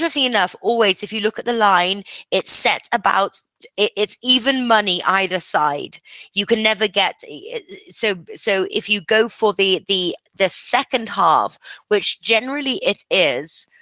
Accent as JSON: {"language": "English", "region": "England", "country": "United Kingdom", "also_born_or_lived": "Costa Rica", "moved": "yes", "said": "I'm English."}